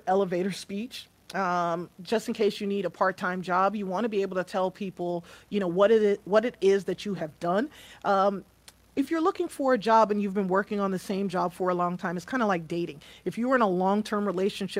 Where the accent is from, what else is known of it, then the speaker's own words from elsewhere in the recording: New York, United States; moved away; also born or lived in the South; I'm from New York, so we say ax, right?